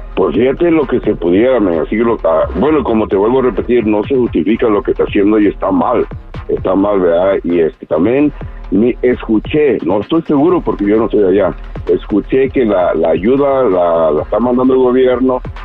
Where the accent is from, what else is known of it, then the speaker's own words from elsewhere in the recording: Coyuca de Benítez, Guerrero, Mexico; now in Chicago, United States; yo soy de ahí a un lado de Acapulco, de Coyuca, de Benítez, como a 25 minutos de Acapulco